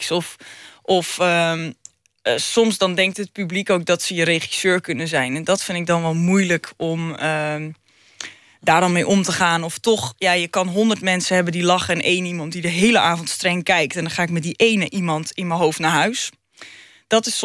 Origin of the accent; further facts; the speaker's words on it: North Holland, Netherlands; ik kom zelf ook uit de Noord-Hollandse dikke klei. En eh, ik ben zelf ook vrij nuchter.